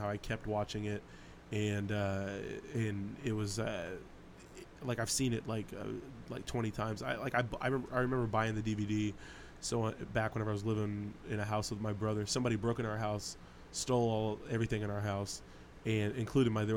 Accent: Independence, Missouri, United States; we're from Northern Independence

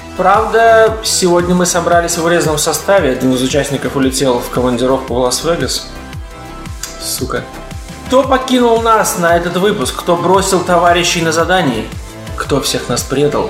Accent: Latvia; accent: Baltic; я из Латвии

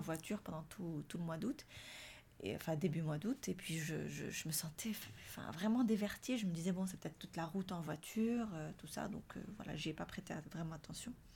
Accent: Morocco; now in France; chez nous, au Maroc, on a grandi avec la mandarine

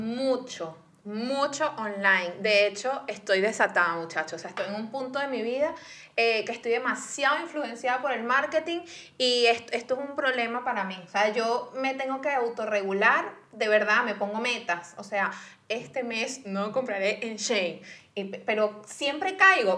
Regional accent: Venezuela; moved away; yo como venezolana

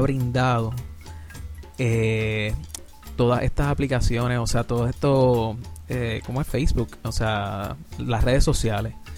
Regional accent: Puerto Rico; Yo soy de Puerto Rico

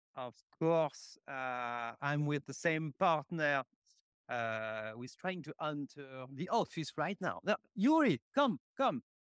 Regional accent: Paris, Île-de-France, France; born and raised, uh, in Paris.

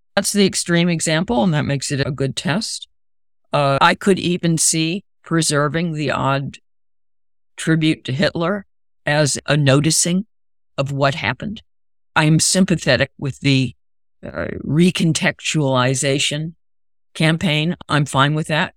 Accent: Raleigh, North Carolina, United States; the monuments I grew up around in Raleigh

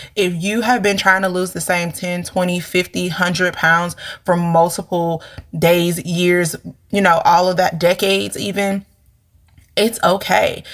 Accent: St. Louis, Missouri, United States; we're from St. Louis

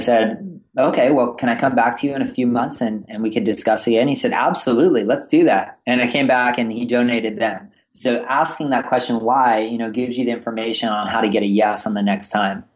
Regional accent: Northern California, United States; also born or lived in East Coast; born and raised in Northern California

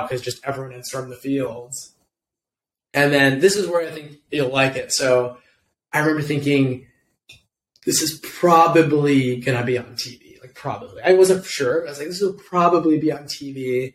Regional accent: Pasadena, California, United States; I'm from Pasadena.

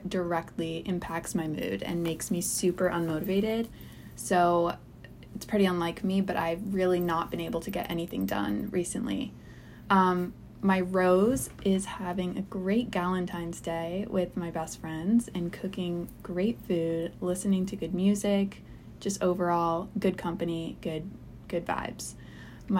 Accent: outside of Boston, Massachusetts, United States; moved away as an adult; now in New Orleans, United States; I grew up outside of Boston. I've lived there my whole life.

